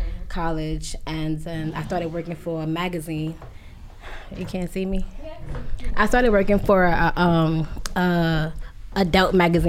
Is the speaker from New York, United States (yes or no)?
yes; New York City, New York, United States; now in Harlem, New York, United States; I'm from Brooklyn. Live in Harlem at the moment.